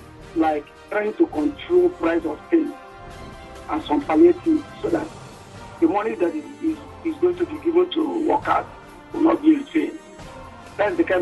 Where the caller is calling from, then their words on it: Maraba, Nasarawa, Nigeria; I'm calling from Maraba.